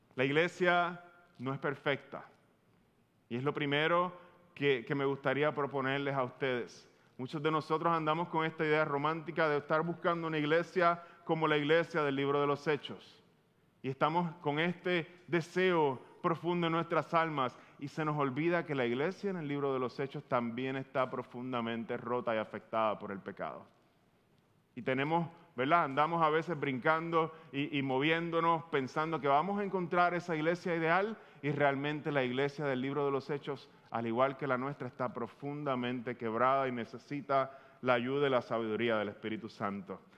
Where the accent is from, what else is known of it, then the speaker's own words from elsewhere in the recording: Puerto Rico; tú y yo como boricua